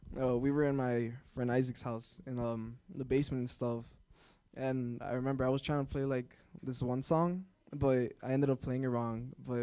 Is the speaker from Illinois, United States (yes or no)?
yes; Cicero, Illinois, United States; also born or lived in Chicago / Berwyn; I've lived in Chicago for a few years, and then, you know, went to Berwyn, and then eventually for most of my life I stayed in Cicero.